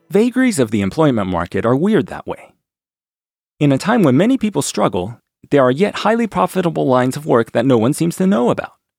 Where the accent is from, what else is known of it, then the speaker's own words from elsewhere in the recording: D.C., District of Columbia, United States; Growing up near Washington, D C